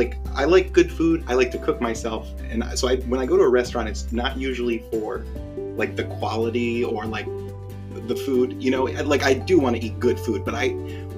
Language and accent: English; Rhode Island, United States; moved away; I'm from Rhode Island originally, and we have Dell's Frozen Lemonade in Rhode Island